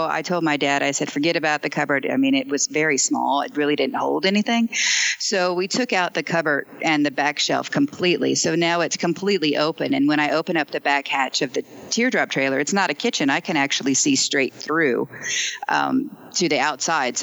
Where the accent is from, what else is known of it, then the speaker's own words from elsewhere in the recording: Seward, Nebraska, United States; moved away; I'm originally from Seward, Nebraska, but I live on the road full time